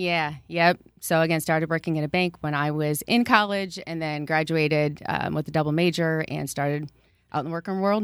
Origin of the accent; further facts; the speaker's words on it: Waterloo, Iowa, United States; I grew up in Waterloo, attended Emmanuel Lutheran, and graduated from East High School in Waterloo